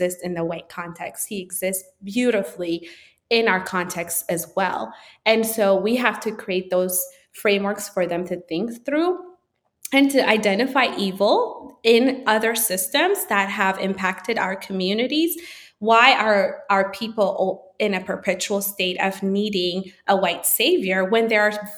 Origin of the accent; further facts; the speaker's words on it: Addis Ababa, Ethiopia; moved away as an adult; a city I grew up in Addis